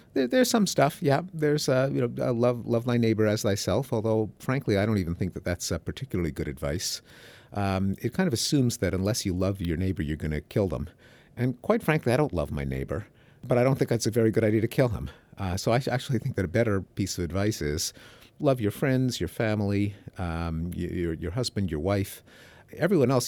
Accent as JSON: {"language": "English", "town": "Montreal", "region": "Quebec", "country": "Canada", "tie": "born or raised there", "moved": "yes", "said": "I grew up in Montreal, Canada, in the English-speaking community"}